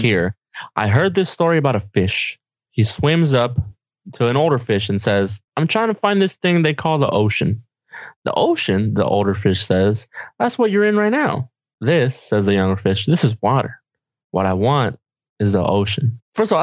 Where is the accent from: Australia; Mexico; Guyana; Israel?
Mexico; English is a second language; we're Mexican, right? We're Mexican as hell. Like, I'm from Mexico